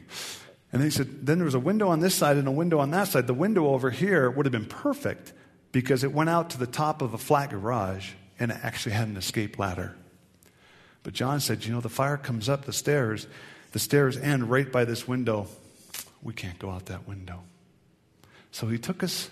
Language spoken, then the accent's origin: English; Tacoma, Washington, United States; I grew up in Western Washington, Tacoma, Seattle area